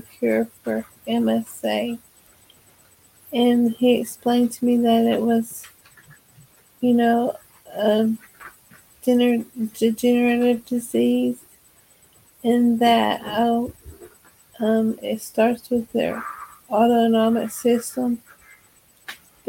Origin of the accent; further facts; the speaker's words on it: Texas, United States; I'm from Texas.